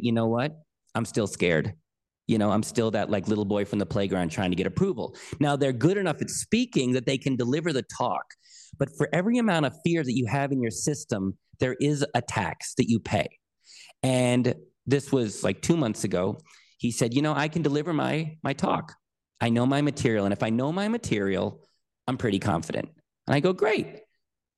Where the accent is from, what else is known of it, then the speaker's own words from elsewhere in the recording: United States; I'm an American